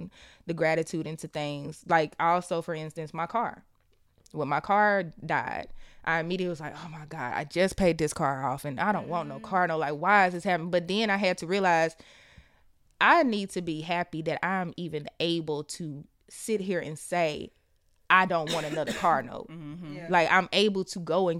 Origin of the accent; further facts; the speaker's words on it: the South, United States; we're from the South